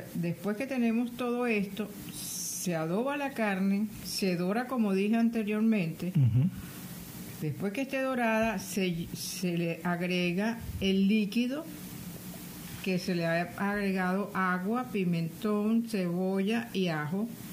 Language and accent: Spanish; Caracas, Capital District, Venezuela; Yo como buena caraqueña